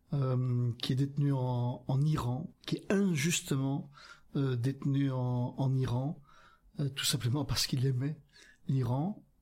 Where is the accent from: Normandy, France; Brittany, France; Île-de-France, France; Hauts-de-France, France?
Hauts-de-France, France; Donc, j'espère d'abord que Olivier, qui est un, un, Picard, moi je suis un Picard aussi